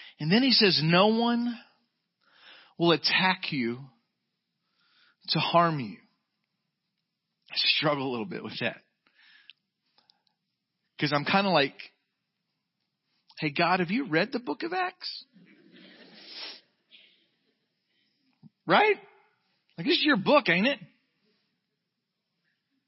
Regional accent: Jacksonville, Florida, United States; moved away; We're from Jacksonville, Florida

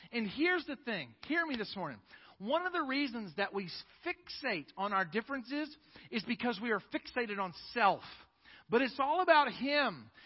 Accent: East Coast, Northeast, United States; moved away as an adult; now in Fort Worth, United States; I was raised on the East Coast until 10 and a half years ago when God called us to Fort Worth. I had only ever lived in the East Coast. My most formative years were in the North, and I was raised by Northern parents

